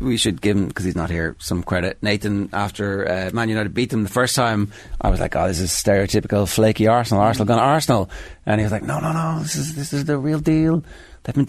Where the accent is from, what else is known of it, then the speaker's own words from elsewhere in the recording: Ireland; Irish football fans